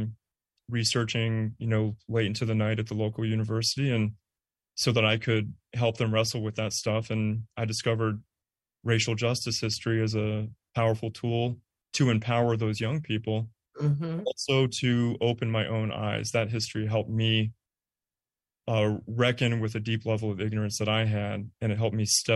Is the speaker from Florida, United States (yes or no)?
no; Bay Area, California, United States; moved away; also born or lived in Arizona; I'm from the Bay Area